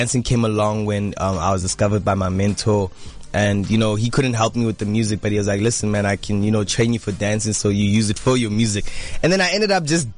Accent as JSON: {"language": "English", "town": "Johannesburg", "region": "Gauteng", "country": "South Africa", "tie": "born or raised there", "said": "I was born and bred Johannesburg."}